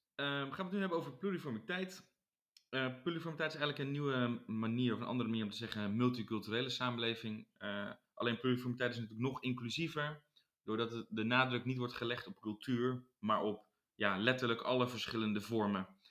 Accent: Netherlands; wij als Nederlanders

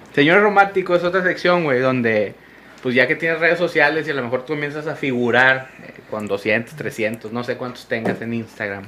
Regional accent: Monterrey, Nuevo León, Mexico; como regio

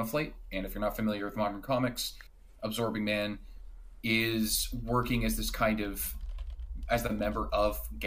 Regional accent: Canada; as a Canadian myself

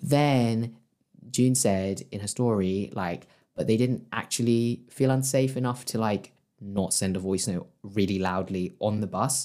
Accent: London, United Kingdom; I was from West London

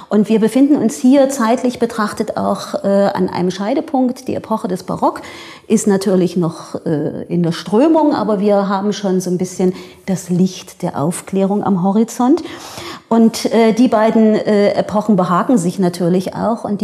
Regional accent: Dresden, Saxony, Germany; dann bin ich das irgendwie als Sächsin, als Dresdnerin äh, irgendwie dann in der Bachzeit.

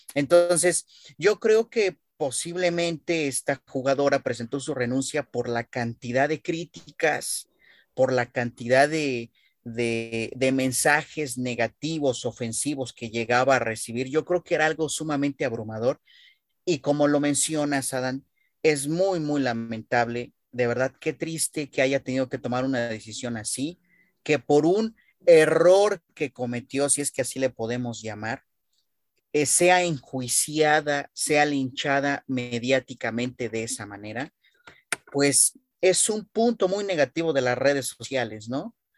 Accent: Mexico; como pueblo mexicano

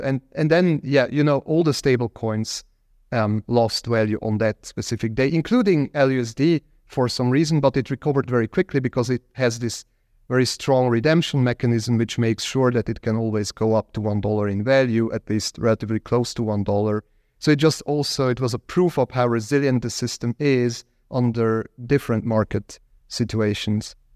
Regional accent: Zug, Switzerland; in my hometown in Zug, where I live or live used to live back then

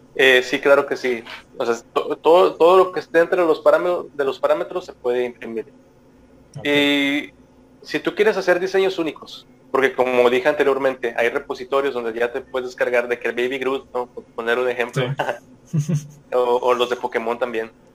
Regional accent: Monterrey, Nuevo León, Mexico; siendo regio y mexicano

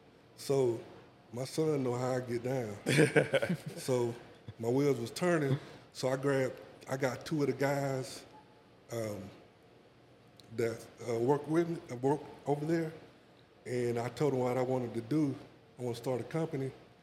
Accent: Asheville, North Carolina, United States; now in Charlotte, United States

